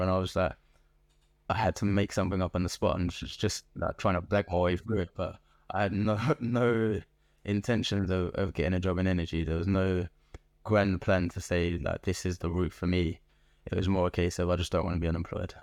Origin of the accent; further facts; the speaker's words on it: London, United Kingdom; moved away as an adult; also born or lived in Liverpool; now in Birmingham, United Kingdom; I was born in Liverpool to Nigerian immigrants. Um, and spent most of my life in Southeast London